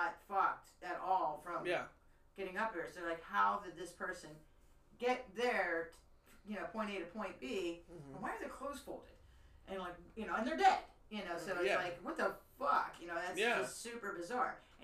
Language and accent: English; Pennsylvania, United States; growing up in Pennsylvania... at the Cascade Quarry